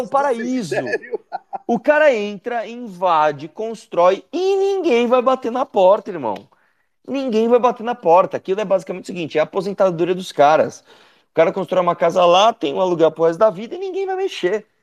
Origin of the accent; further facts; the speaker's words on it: São Paulo, Brazil; eu moro em São Paulo, eu nasci em São Paulo. Né? Eu moro aqui desde que eu nasci